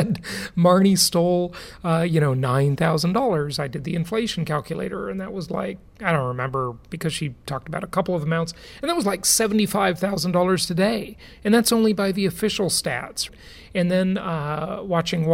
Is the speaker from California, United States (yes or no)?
yes; Los Angeles, California, United States; moved away as an adult; now in Florida, United States; LA, my hometown